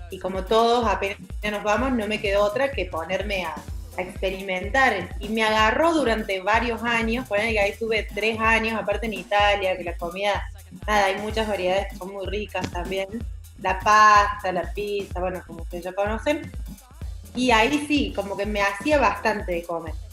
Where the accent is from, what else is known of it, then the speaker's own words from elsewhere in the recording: Argentina; Todas hicieron lo mismo, pero ustedes como Argentina, nosotros tenemos esto, de esto que estás hablando vos, ¿no?